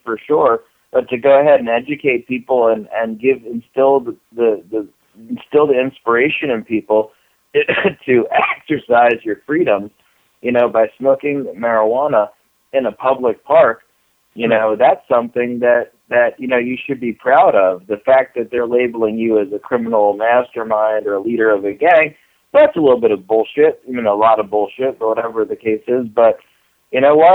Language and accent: English; Florida, United States; I'm from Florida.